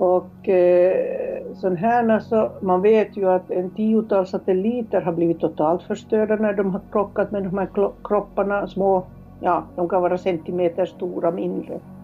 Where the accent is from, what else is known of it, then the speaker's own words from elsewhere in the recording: Helsinki, Uusimaa, Finland; moved away as an adult; also born or lived in Kiruna, Sweden; now in Sweden; Jag är från Helsingfors